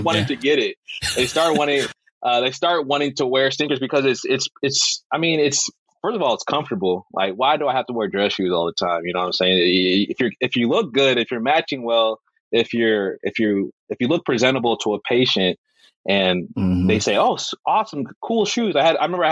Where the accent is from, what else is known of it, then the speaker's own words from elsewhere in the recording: Texas, United States; moved away as an adult; now in Alabama, United States; I'm a Texan.